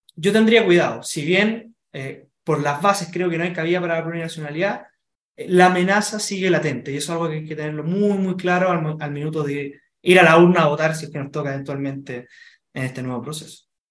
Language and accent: Spanish; Chile; todos somos chilenos